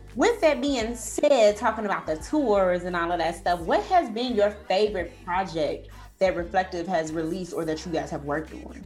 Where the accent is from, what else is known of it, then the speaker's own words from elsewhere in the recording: Chicago, Illinois, United States; I wasn't born in Chicago, but I was raised in Chicago all my life